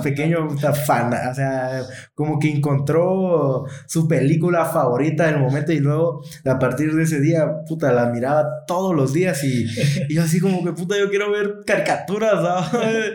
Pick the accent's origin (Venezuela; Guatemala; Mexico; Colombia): Guatemala; somos de Guatemala